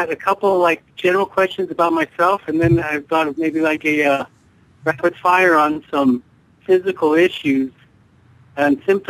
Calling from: Denver, Colorado, United States; from Denver.

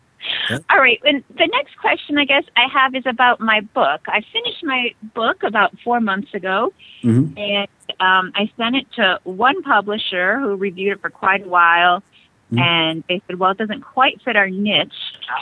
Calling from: Alaska, United States; I'm calling from Alaska.

